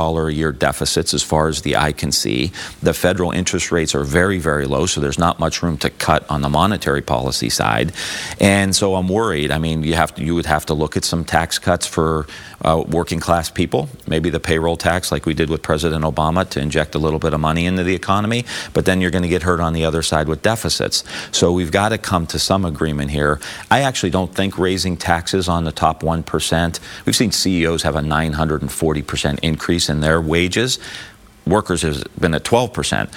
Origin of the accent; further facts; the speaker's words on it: Ohio, United States; I come from Ohio.